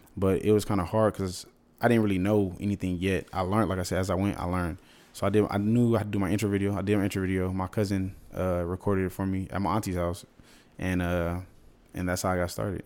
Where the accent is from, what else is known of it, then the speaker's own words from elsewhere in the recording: San Diego, California, United States; moved away as an adult; also born or lived in San Fernando Valley, California / Los Angeles, California / Houston, Texas / Alabama; I was born in San Diego. Okay, so I grew up San Diego, uh, really SoCal